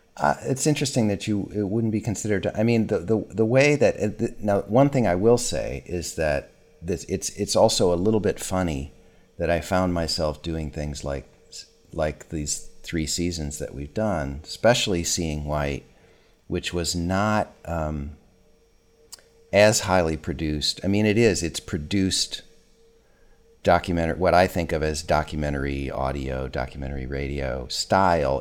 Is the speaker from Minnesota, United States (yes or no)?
yes; Minnesota, United States; my hometown in Minnesota